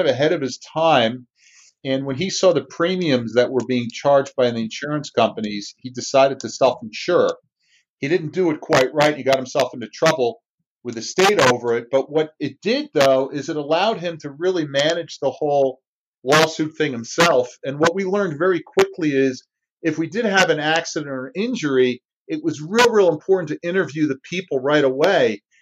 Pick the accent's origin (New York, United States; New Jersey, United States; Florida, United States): New Jersey, United States; I'm like New Jersey.